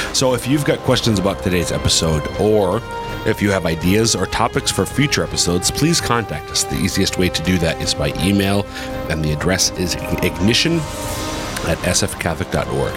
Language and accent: English; Central Minnesota, United States; now in Sioux Falls, United States; I'm from Central Minnesota, but all five of our kids are born and raised here in sunny Sioux Falls